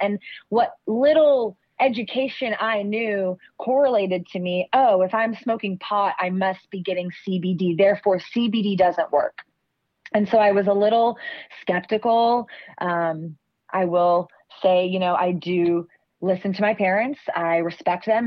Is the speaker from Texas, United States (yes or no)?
yes; Austin, Texas, United States; growing up in Austin, we are coined the live music capital of the world